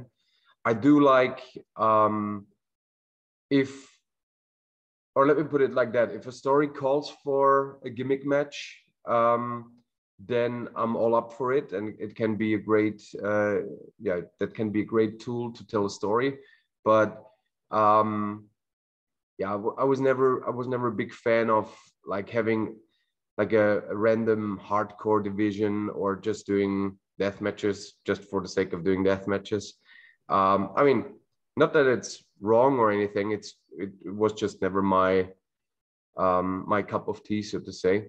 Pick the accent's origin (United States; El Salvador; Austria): Austria; I'm originally from Austria